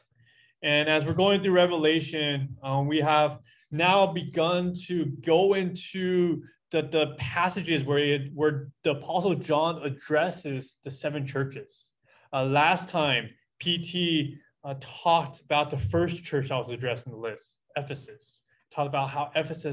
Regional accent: United States; as American Christians

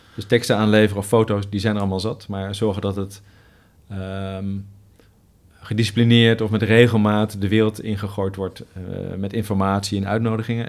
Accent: Netherlands; wij eh, als Nederlanders

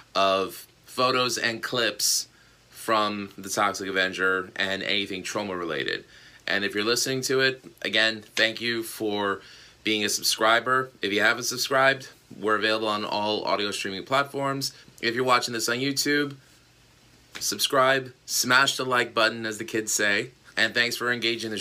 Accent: New York City, New York, United States; I grew up in Astoria, Queens

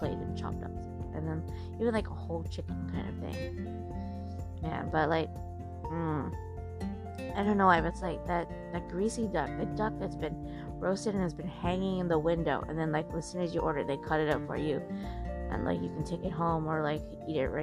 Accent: California, United States; moved away; I'm from California

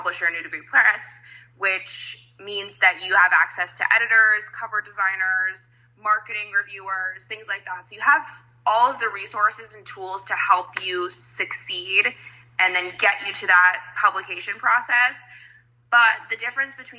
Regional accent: Las Vegas, Nevada, United States; moved away as an adult; now in Macau, China; I'm from Vegas, born and raised in America

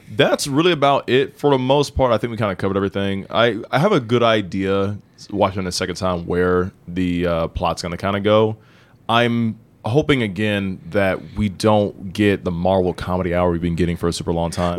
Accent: Indiana, United States; I'm from Indiana

